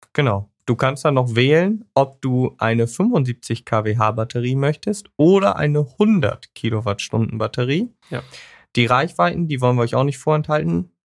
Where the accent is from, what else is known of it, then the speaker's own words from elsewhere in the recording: Germany; wir als Deutsche